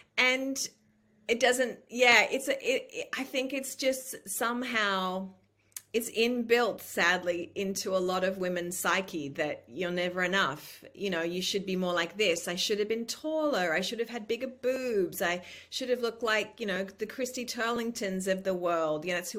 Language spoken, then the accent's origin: English; New South Wales, Australia; now in United States; And I was like, I'm from New South Wales State.